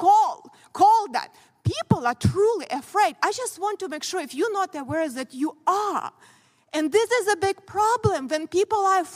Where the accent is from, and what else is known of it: Ukraine; born or raised there; moved away as an adult; now in United States